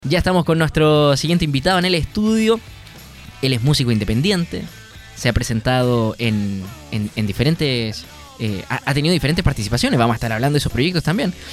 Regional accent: Punta Arenas, Magallanes and Chilean Antarctica, Chile; yo soy de Punta Arenas, una región donde comprar alcohol es muy barato

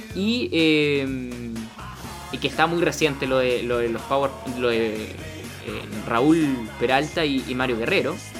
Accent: Punta Arenas, Magallanes and Chilean Antarctica, Chile; yo soy de, soy de Punta Arenas

